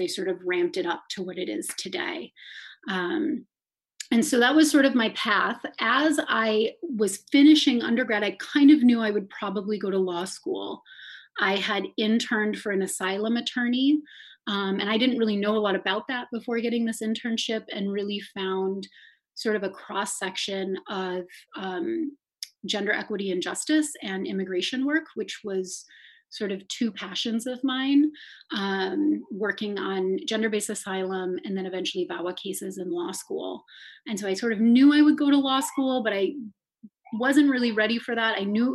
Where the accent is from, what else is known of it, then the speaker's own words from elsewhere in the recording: Madison, Wisconsin, United States; also born or lived in Worcester, Massachusetts / Ghana; I am from Madison. I grew up here and I left to go to college.